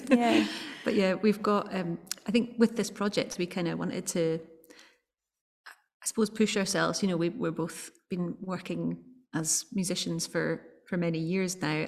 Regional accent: Edinburgh, Scotland, United Kingdom; I'm I'm from Edinburgh, but my my family are from Rossshire my mum's side of the family

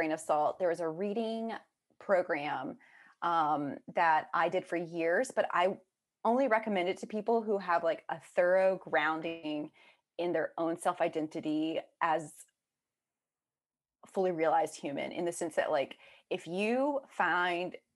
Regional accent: South Georgia, United States; now in Boston, United States; I grew up in South Georgia, strong Baptist area

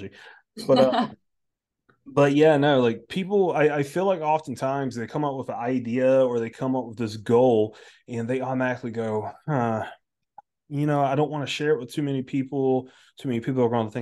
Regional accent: United States; growing up in our school system in America

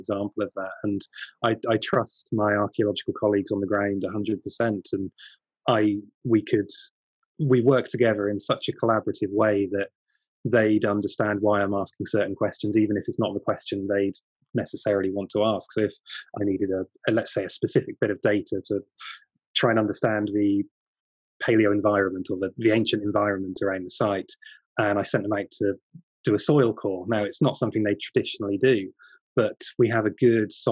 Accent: United Kingdom; as a British archaeologist

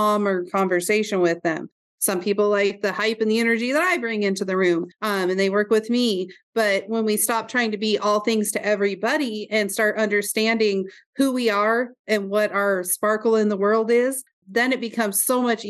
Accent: Roundup, Montana, United States; also born or lived in Glendive, Montana; from Roundup, Montana.

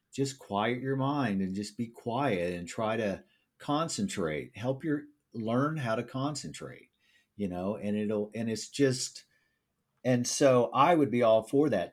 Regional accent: Springfield, Missouri, United States; I'm from Springfield, Missouri

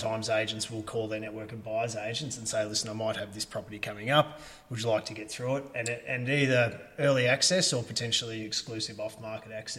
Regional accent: Ballarat, Victoria, Australia; I've lived here pretty much my whole life and went to school here, so it is my hometown

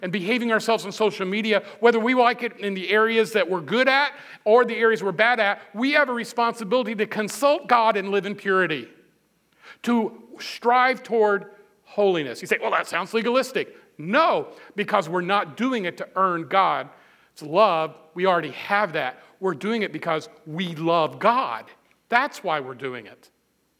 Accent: Midwest, United States; I'm a Midwesterner. We're kind of plain spoken

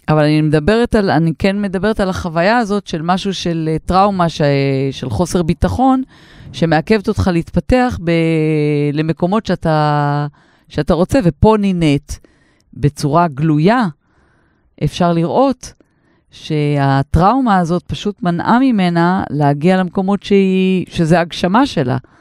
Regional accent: Israel; אני במקור מקיבוץ

